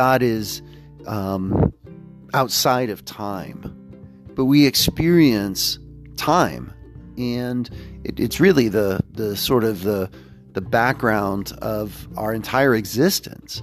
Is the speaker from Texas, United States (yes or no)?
yes; Houston, Texas, United States; also born or lived in Pittsburgh, Pennsylvania; My childhood growing up in Houston, Texas